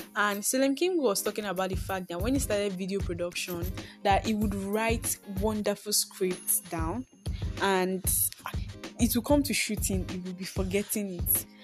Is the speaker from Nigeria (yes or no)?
yes; Nigeria; also born or lived in Akure, Ondo State; I am a Nigerian girl living in the heart of Akure